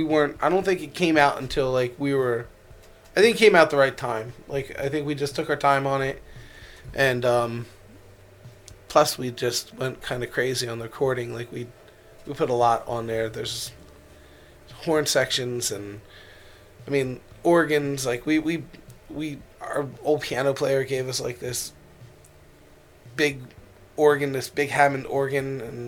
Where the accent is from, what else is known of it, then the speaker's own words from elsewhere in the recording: Ireland; And, like, I'm Irish, so, like, when we were pulling into, like, the port, like, I was, like, just, oh, my God, there we in Ireland